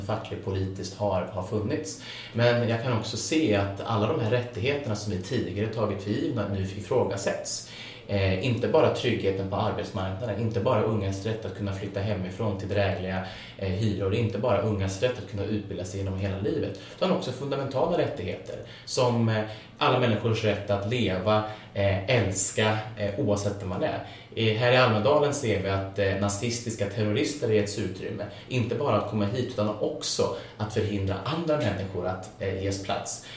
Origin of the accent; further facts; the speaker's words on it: Filipstad, Värmland, Sweden; där jag växte upp. Jag kommer från en liten bruksort i mellersta Värmland som heter Filipstad